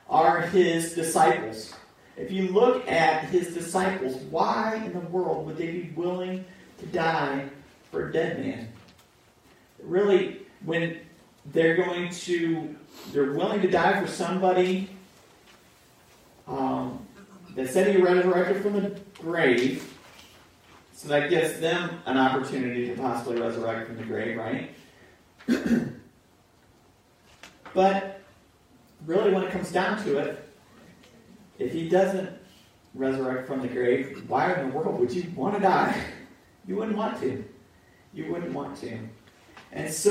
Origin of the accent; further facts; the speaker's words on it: United States; we grew up in America